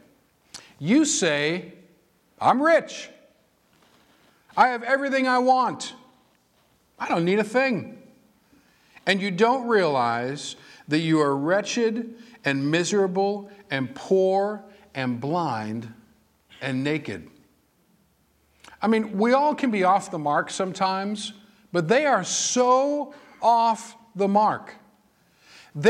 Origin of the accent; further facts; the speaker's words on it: Massachusetts, United States; moved away; I was born and raised in Massachusetts